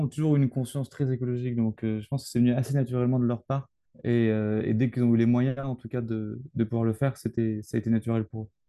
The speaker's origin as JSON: {"language": "French", "region": "Brittany", "country": "France", "said": "je suis breton"}